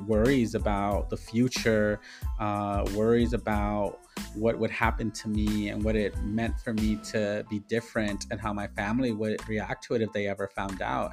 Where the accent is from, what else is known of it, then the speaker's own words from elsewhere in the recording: Inglewood, California, United States; born and raised in Inglewood, California